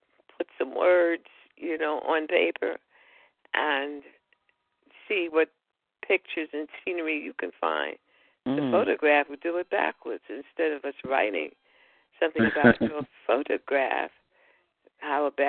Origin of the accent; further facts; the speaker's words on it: New York, United States; now in Florida, United States; I'm from New York